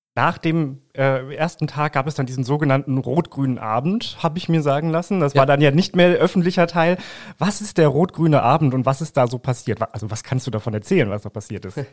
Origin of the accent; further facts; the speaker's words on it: Langenhagen, Lower Saxony, Germany; wir kommen beide aus Langhagen